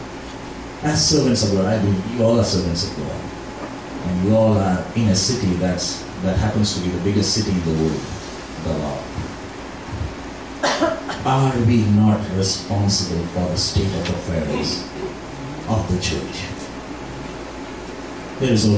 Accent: India; We are basically missionaries from India

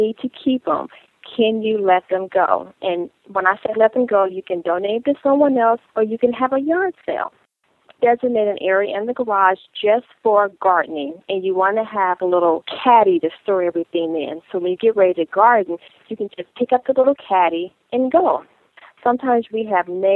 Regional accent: Chicago, Illinois, United States; now in Atlanta, United States; I'm from Chicago. And, you know, with the cold winters, we park in the garage.

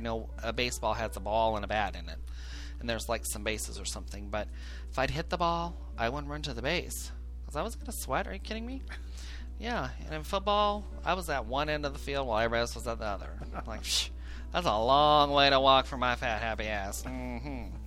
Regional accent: Illinois, United States; I grew up in Cornbread, Illinois

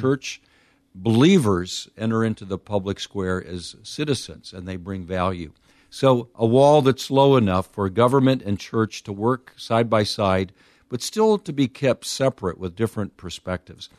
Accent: United States; as an American

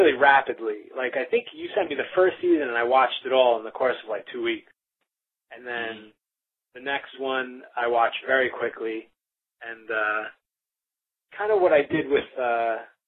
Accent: Long Island, New York, United States; moved away as an adult; also born or lived in Bay Area, California; now in San Francisco Bay Area, United States; I'm from New York

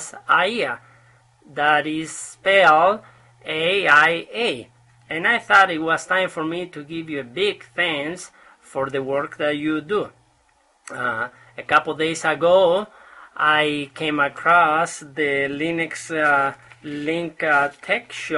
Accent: Canary Islands, Spain; now in Utah, United States; I am a Spaniard from Canary Islands. However, I'm living here in Utah

